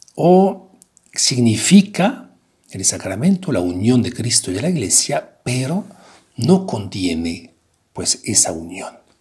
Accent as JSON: {"language": "Spanish", "country": "France", "moved": "yes", "lives_now": "Querétaro, Mexico", "said": "Soy francés y trabajo, pues, con jóvenes aquí en, en la universidad"}